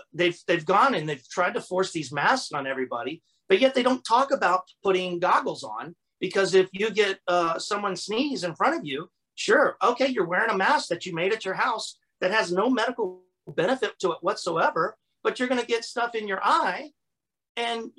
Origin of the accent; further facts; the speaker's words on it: Florida, United States; I grew up here in Florida